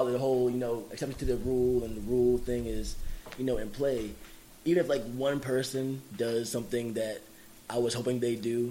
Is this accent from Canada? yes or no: no; Jamaica; I'm Jamaican. I have family everywhere that eats mango.